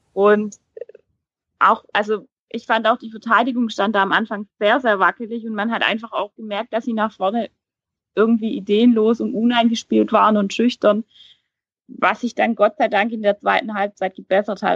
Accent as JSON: {"language": "German", "area": "near Heilbronn", "region": "Baden-Württemberg", "country": "Germany", "accent": "Swabian", "said": "ich komme ja hier aus der Region, also aus den Häfen Heilbronn"}